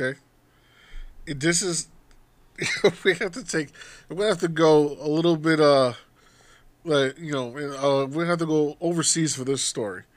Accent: United States

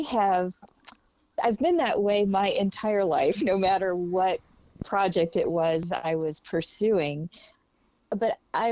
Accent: Lafayette, Indiana, United States; We grew up in Lafayette, Indiana.

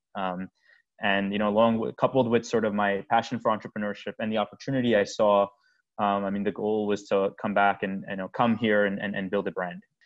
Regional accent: United States; also born or lived in India; my my whole family, everyone's here. You know, we're we're we're, we're American

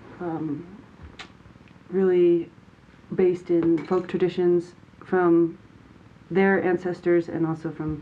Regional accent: Glorieta, New Mexico, United States; I grew up in Glorieta, New Mexico, playing the fiddle.

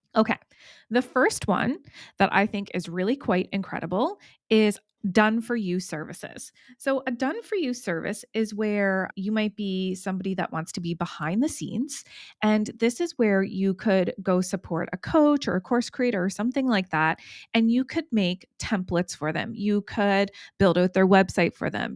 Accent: East Coast, United States; accent: East Coast; my East Coast accent

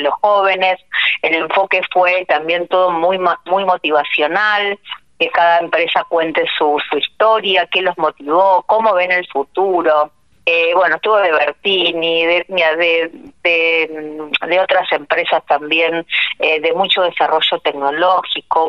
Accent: Argentina; moved away; en mi pueblo, así que para mí es donde nací, volver a mi tierra

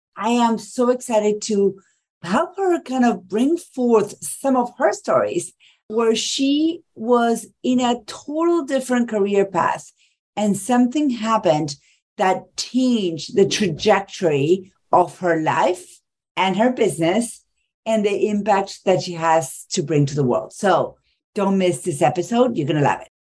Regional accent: Argentina; moved away as an adult; now in United States; I live in the U S and I'm from Argentina

